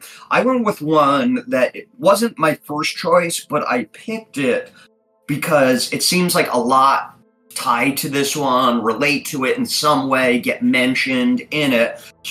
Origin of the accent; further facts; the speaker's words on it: Scotland, United Kingdom; That's where, I'm from Scotland. My family's from Scotland.